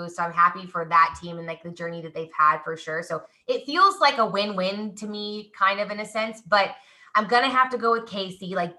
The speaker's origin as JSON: {"language": "English", "town": "Kansas City", "region": "Missouri", "country": "United States", "said": "You guys, I'm from Kansas City and I don't even have a Chiefs anything. I am literally from Kansas City."}